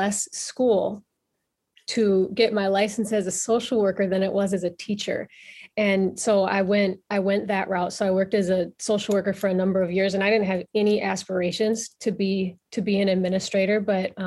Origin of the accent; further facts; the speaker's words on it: Illinois, United States; moved away as an adult; also born or lived in Minnesota; now in Minneapolis, United States; I grew up in Illinois, and I came to Minnesota kind of very unintentionally and somewhat reluctantly.